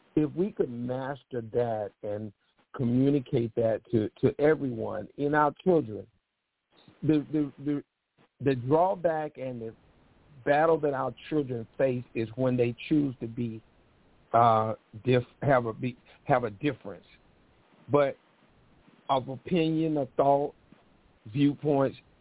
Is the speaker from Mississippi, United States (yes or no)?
yes; Mississippi, United States; moved away; I am from the South, dead South. Mississippi is where South you can get